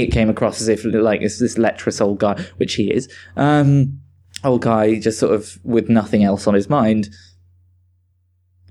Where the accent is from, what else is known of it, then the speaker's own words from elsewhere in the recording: Switzerland; now in United Kingdom; I'm originally from Switzerland, so I'm a bit versed in like the Germanic scene